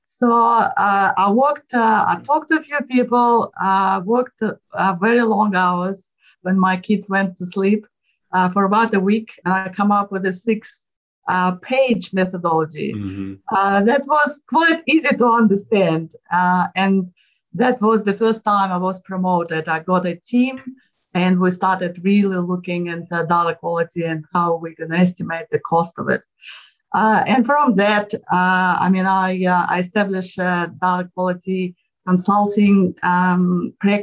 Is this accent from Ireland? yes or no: no; Moscow, Russia; moved away as an adult; now in Australia; I was born in Moscow, Russia, and I got my first degree in engineering in Russia